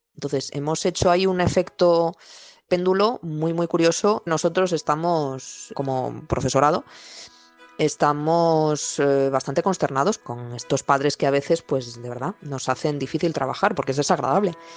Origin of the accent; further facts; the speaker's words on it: Madrid, Community of Madrid, Spain; soy de Madrid.